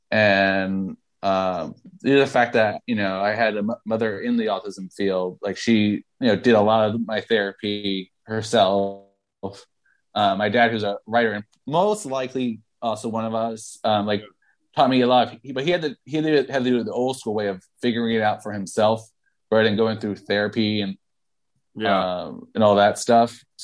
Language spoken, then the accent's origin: English; New York City, New York, United States; And, and I'm from New York City. Like you think you're strange? Like you should